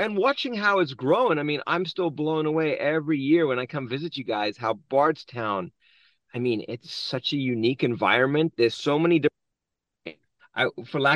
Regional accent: South Africa; moved away; being born and raised in South Africa

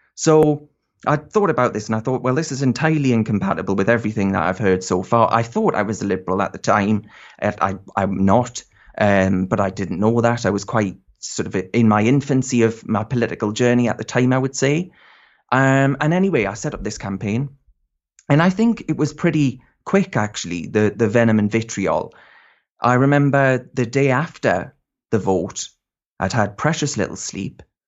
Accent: North East England, United Kingdom; I'm from the Northeast

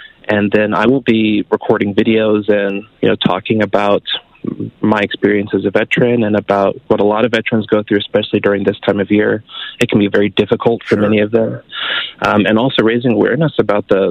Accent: California, United States; moved away as an adult; also born or lived in Fort Richardson, Alaska; now in Canada; I'm originally from California.

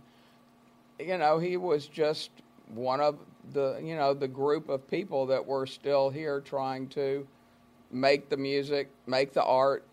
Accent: Memphis, Tennessee, United States; born or raised there

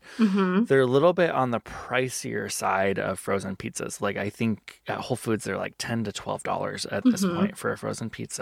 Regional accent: Midwest, United States; now in Seattle, United States; a Midwesterner who we were surrounded by good pizza in the Midwest

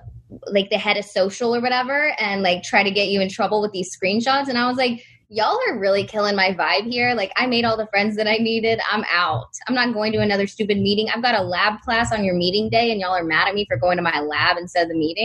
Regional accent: Texas, United States

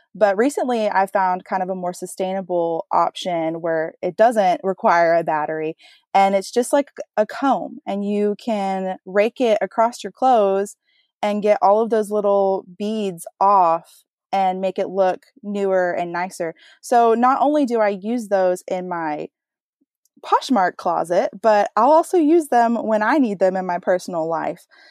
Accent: Texas, United States; I am a wife from Texas, so you might hear a little bit of accent come out here and there

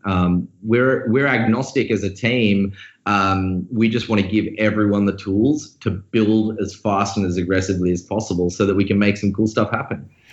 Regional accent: Australia; accent: Australian; moved away as an adult; also born or lived in Sydney; now in San Francisco, United States; I'm Australian. If you didn't notice my accent, uh, moved over in San Francisco in 2013

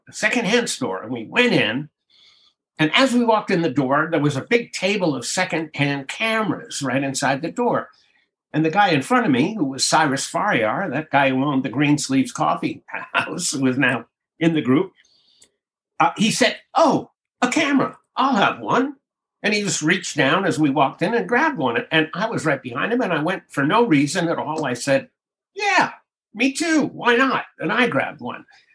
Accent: Hawaii, United States; moved away as an adult; We came from Hawaii

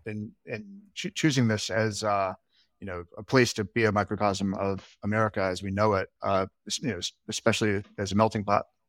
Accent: Alabama, United States; now in Brooklyn, United States; I'm from Alabama. I grew up in Alabama.

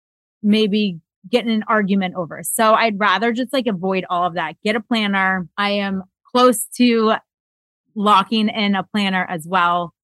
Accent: Florida, United States; I grew up in Florida

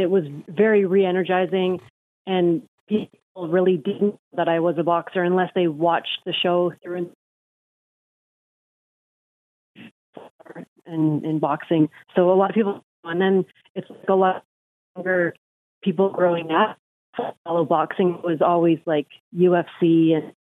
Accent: Hamilton, Ontario, Canada; moved away as an adult; also born or lived in Las Vegas; my hometown

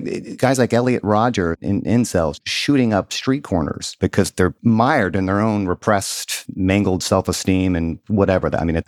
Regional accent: Mississippi, United States; I was a pretty middle class kid growing up in Southern Mississippi.

